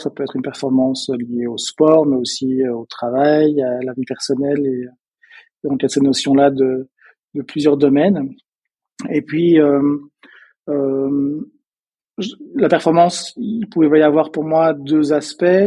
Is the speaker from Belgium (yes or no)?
yes; Belgium; accent: Belgian; peut-être que vous avez entendu euh, à mon accent, je suis belge. Euh, je viens d'une petite, d'un petit village à la base près de près de Bruxelles